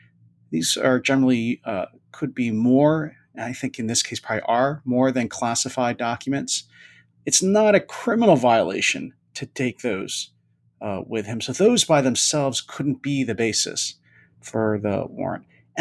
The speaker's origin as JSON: {"language": "English", "town": "Philadelphia", "region": "Pennsylvania", "country": "United States", "tie": "born or raised there", "moved": "yes", "said": "Philadelphia, my hometown."}